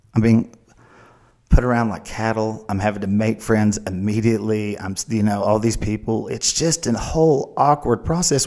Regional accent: Oklahoma, United States; we're from Oklahoma. And it's hard for Oklahomans to ask for help

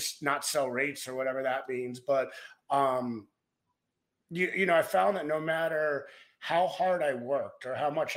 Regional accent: Maryland, United States; moved away as an adult; also born or lived in Baltimore / Denver; now in South Lake Tahoe, United States; I grew up in Maryland

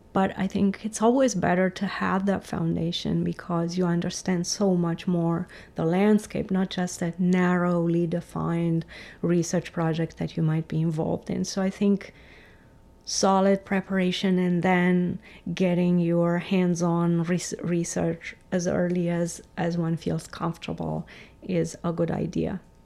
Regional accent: Romania; English is a second language; moved away; also born or lived in Germany; I grew up in Romania

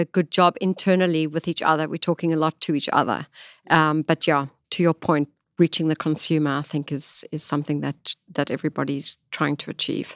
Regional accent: Johannesburg, Gauteng, South Africa; accent: South African; moved away as an adult; now in New York, United States; I'm originally from South Africa. I was born there and lived most of my life actually in, in, in Johannesburg

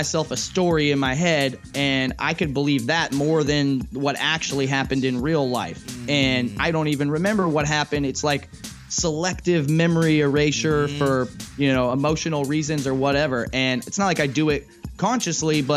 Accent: Santa Cruz, California, United States; I grew up in Santa Cruz, which is like a hippie community

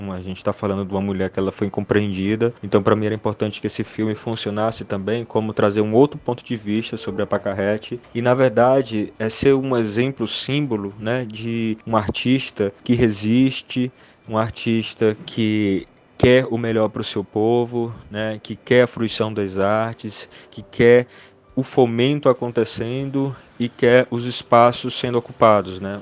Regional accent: Russas, Ceará, Brazil; minha mesma cidade onde eu nasci, em Russos, que é interior do Ceará

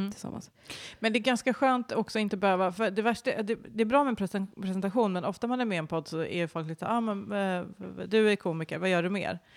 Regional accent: Uppsala, Uppsala County, Sweden; för jag låter ju som att jag kommer från Stockholm, vilket jag absolut inte gör, utan jag kommer ju från eh, ute på landet och sen Uppsala som är liksom en helt vanlig västeråsig stad.

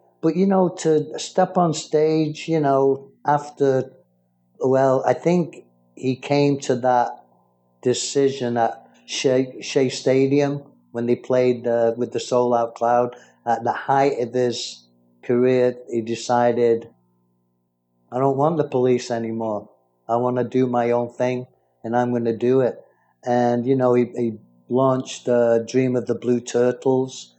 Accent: Manchester, North West England, United Kingdom; Manchester, where I'm from

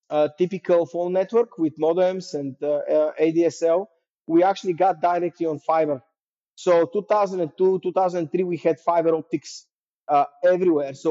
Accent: Sofia, Sofia City, Bulgaria; English is a second language; the 90s, when I was growing up, were uh, very interesting times because obviously socialism ended uh, in 89 and the country was in this kind of uh, upbeat trajectory going up

